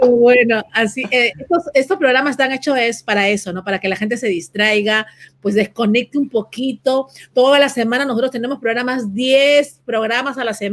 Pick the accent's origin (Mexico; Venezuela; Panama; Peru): Peru; now in Miami, United States; te voy a decir que aquí yo soy peruana y obviamente a veces me dicen que he perdido un poquito mi dejo de peruana porque vivo en Miami y en Miami hay mucho cubano.